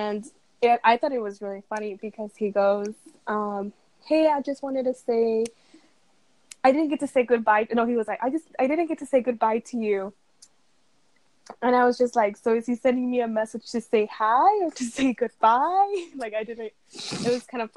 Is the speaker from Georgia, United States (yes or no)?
yes; Georgia, United States; moved away as an adult; now in Hammond, United States; I live currently in Hammond, Indiana, which is like still considered the Chicago area, I guess. And I'm from Georgia originally